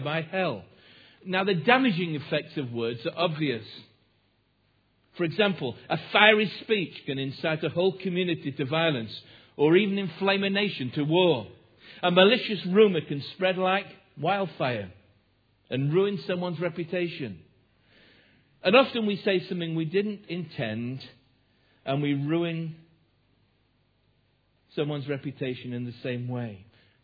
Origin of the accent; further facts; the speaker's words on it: Derbyshire, East Midlands, United Kingdom; as a child on several occasions growing up in Derbyshire